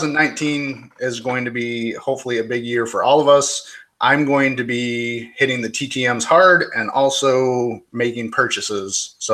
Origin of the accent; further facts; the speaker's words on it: Michigan, United States; I grew up in Michigan.